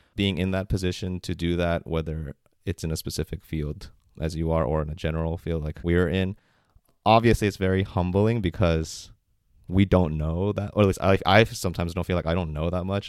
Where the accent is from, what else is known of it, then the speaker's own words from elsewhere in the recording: United States; as a Korean American growing up in America